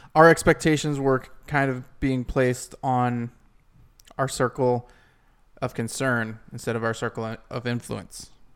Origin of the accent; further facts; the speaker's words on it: Ohio, United States; my hometown in Ohio